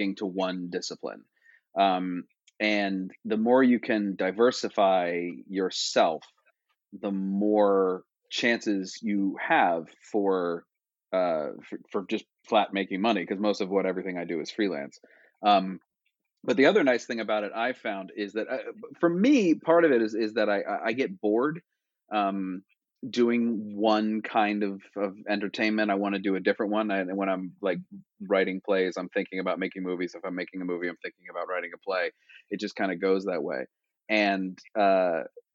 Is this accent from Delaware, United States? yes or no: yes; Wilmington, Delaware, United States; moved away; So I'm from Wilmington, Delaware, born and raised